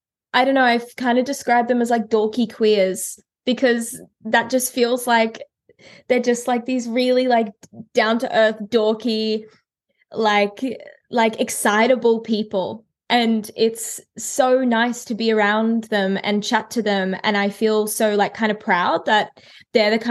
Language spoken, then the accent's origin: English; Brisbane, Queensland, Australia; Brisbane, like my hometown